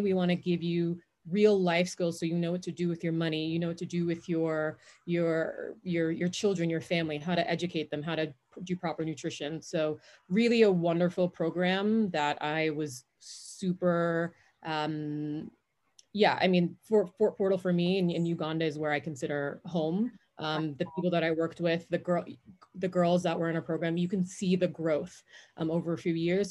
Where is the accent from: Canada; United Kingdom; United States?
United States; New York; also born or lived in Jamaica; I was born in Jamaica, moved to the States when I was five, grew up in New York, just outside of uh, New York City